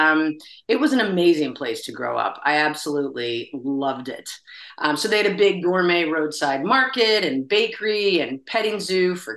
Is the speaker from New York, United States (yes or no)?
yes; Hudson, New York, United States; my parents are from there, but I grew up in upstate New York, where I was born in Hudson, New York